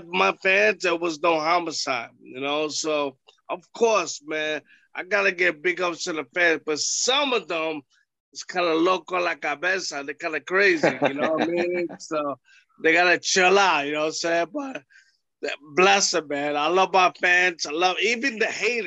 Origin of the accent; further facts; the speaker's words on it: New York City, New York, United States; I beat him at Ring of Honor in New York City because it was my hometown.